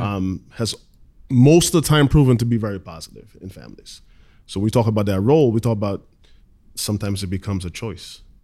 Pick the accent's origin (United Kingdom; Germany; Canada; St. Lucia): St. Lucia; also born or lived in Guyana / Southern Tier, New York; now in New York, United States; I was born in Guyana, in South America. Grew up in Saint Lucia, different islands.